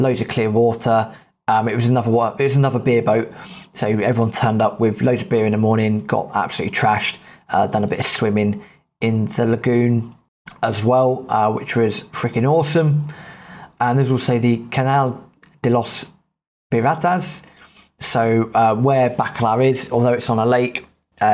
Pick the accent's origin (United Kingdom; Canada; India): United Kingdom; being British